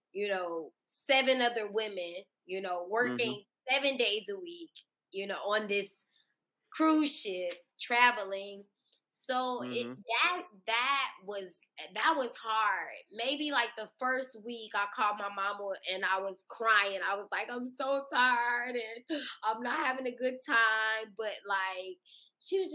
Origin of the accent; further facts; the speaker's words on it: Little Rock, Arkansas, United States; moved away as an adult; also born or lived in Texas / Los Angeles; I'm from Little Rock.